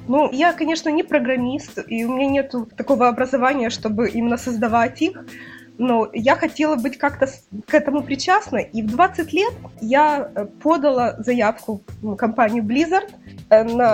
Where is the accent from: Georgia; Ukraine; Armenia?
Ukraine; Kyiv; я родилась в Киеве